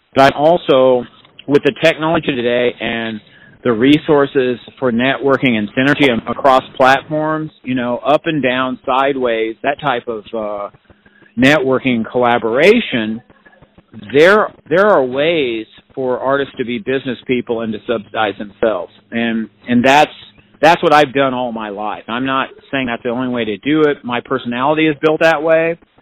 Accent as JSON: {"language": "English", "town": "Paola", "region": "Kansas", "country": "United States", "tie": "born or raised there", "also_born_or_lived": "Olathe, Kansas", "said": "I grew up in Paola, Kansas"}